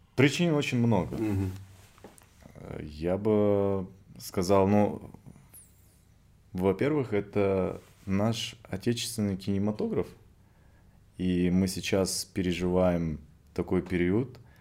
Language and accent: Russian; Kazakhstan; я из Казахстана